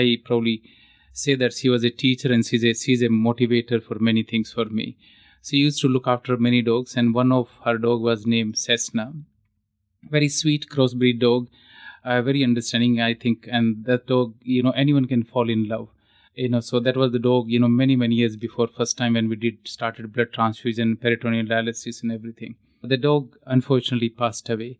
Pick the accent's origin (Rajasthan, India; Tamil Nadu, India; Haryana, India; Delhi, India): Haryana, India; moved away; I'm actually from Haryana